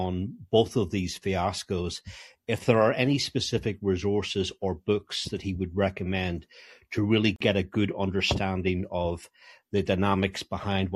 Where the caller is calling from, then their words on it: France; also born or lived in United States; I'm actually calling from France. I used to live in America for about 10 years, but I left